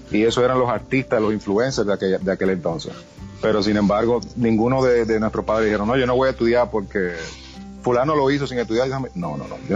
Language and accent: Spanish; Santiago, Dominican Republic; Yo me crié en Catanga los míos.